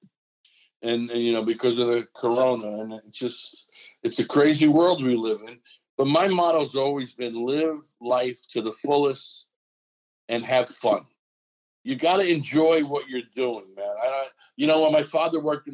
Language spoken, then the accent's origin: English; Newark, New Jersey, United States; I'm from Newark